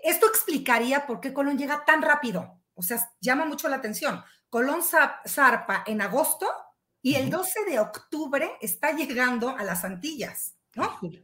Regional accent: Mexico; somos mexicanos

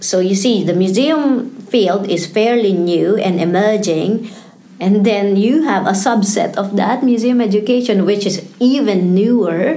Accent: Philippines; moved away as an adult; also born or lived in Singapore; now in Melbourne, Australia; I was born and raised in the Philippines

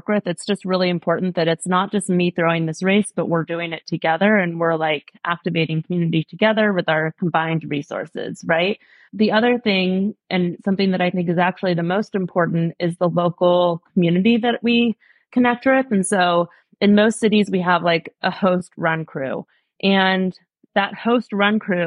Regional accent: Portland, Oregon, United States; moved away; I grew up in Portland, Oregon. I've thrown a number of races in my hometown just because I love Portland.

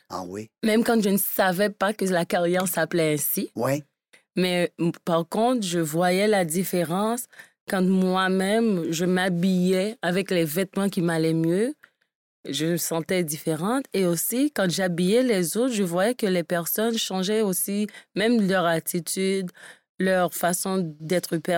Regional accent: Cap-Haïtien, Nord, Haiti; moved away as an adult; Moi, je suis née en Haïti. OK. Et j'ai vécu en Haïti dans la deuxième ville, au Cap-Haïtien. OK. Jusqu'à l'âge de 19 ans.

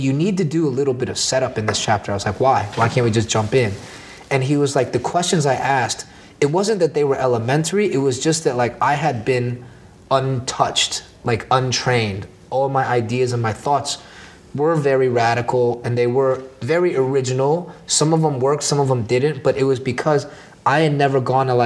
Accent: Orlando, Florida, United States; now in New York, United States; When I was 18, growing up in Orlando, Orlando was just a funny ass town.

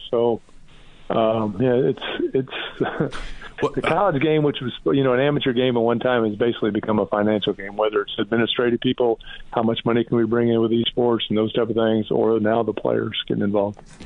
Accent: Indiana, United States; I'm from Indiana

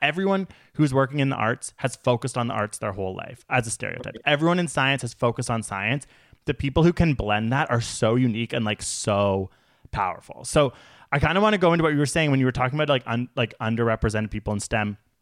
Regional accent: Canada; We are Canadian

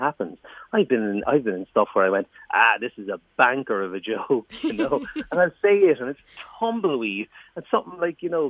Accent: Waterford, Munster, Ireland; I'm from Waterford City Centre. Like, you know what I mean? That's where I was born, grew up

